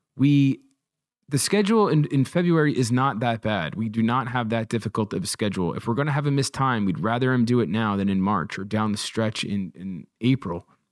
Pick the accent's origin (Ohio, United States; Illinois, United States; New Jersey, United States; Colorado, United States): New Jersey, United States; as New Jerseyans